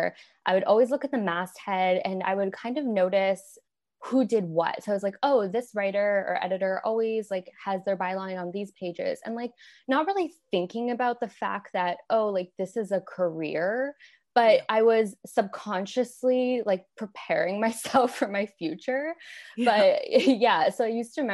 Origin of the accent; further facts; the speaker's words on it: Windsor, Ontario, Canada; moved away; So I'm originally from Canada. I grew up in a city called Windsor, Ontario, and it's on the border with Detroit.